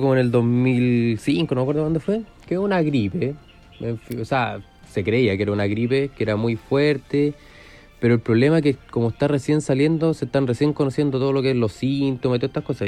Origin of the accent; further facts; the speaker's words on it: Curicó, Maule, Chile; moved away as an adult; now in Talca, Chile; yo soy de, bueno, oriundo de Curicó, de la República de Curicó. Llevo de años viviendo acá en Talca.